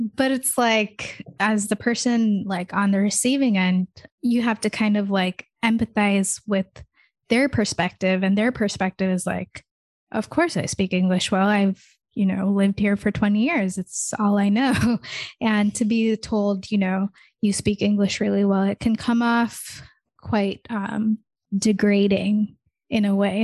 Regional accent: United States; also born or lived in Michigan; I don't really have, like, an Indian accent 'cause I grew up in America

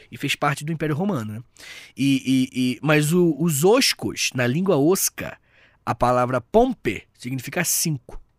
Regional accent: Angra dos Reis, Rio de Janeiro, Brazil; now in São Paulo, Brazil; Angra dos Reis, de onde eu vim. Uhum. Vou lá pra Angra passar uma semana.

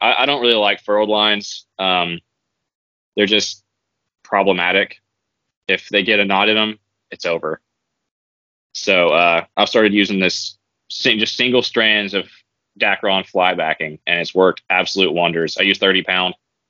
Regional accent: Appalachia, United States; because I'm from Appalachia, where the mountains are usually like mostly rounded off.

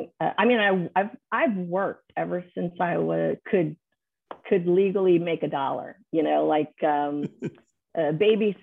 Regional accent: San Antonio, Texas, United States; I'm born and raised in San Antonio. I have never left San Antonio, permanently in all my life

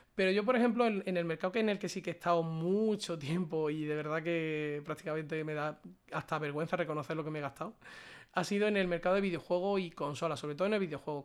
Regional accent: a small town in Córdoba, Andalusia, Spain; also born or lived in Málaga; lo estoy pasando en mi casa, que es un pueblecito de Córdoba. En mi pueblo

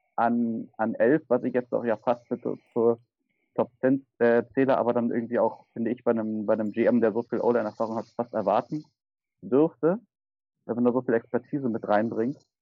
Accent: Berlin, Germany; komme aus Berlin und wohne in Berlin

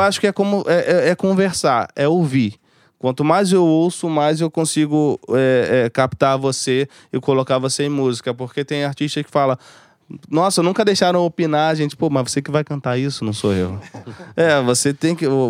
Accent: Rio de Janeiro, Brazil; eu sou de Bangu, eu sou de, de comunidade.

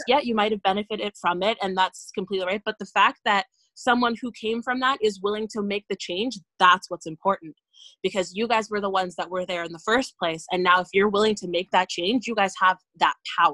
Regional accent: Ontario, Canada; I grew up in Ontario

